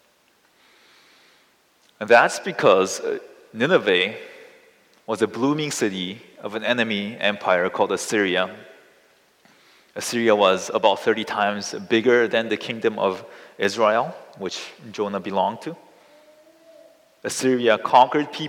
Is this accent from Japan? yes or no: no; South Korea; I come from South Korea, which is located right next to North Korea.